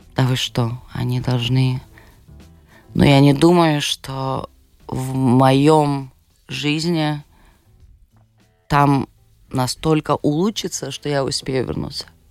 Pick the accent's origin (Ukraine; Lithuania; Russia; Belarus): Lithuania; Šiauliai, Šiauliai County; born or raised there; Russian is a second language; also born or lived in Vilnius